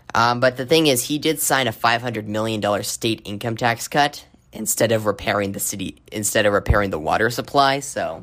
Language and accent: English; Arizona, United States; my home state of Arizona